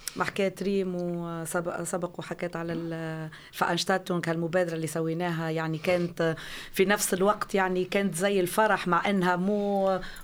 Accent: Tunisia; now in Flensburg, Germany; انا يعني كتونسيه

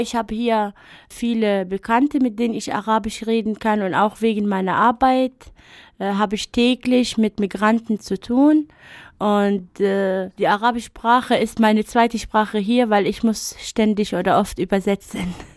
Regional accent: Beirut, Beirut Governorate, Lebanon; also born or lived in Germany; now in Chemnitz, Germany; Ich bin eigentlich in Beirut geboren

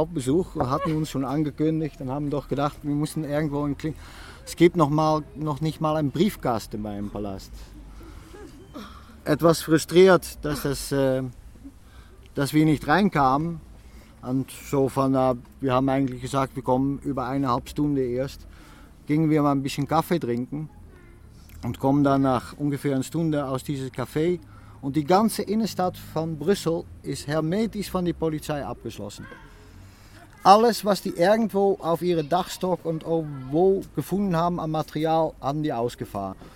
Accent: Netherlands; German is a second language; wir kommen auch aus den Niederlanden.

